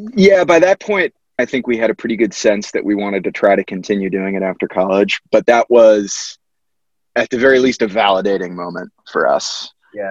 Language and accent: English; Connecticut, United States; I grew up in Connecticut